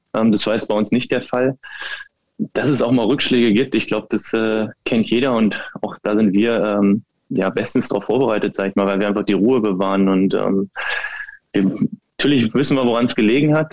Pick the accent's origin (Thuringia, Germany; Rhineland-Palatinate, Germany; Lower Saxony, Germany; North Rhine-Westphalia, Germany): Lower Saxony, Germany; near Wolfsburg; moved away as an adult; now in Berlin, Germany; der VfL war nicht weit von meiner Heimat entfernt und von daher ist es natürlich auch ein Stück Heimat für mich gewesen. Ich bin da aufgewachsen in dem Verein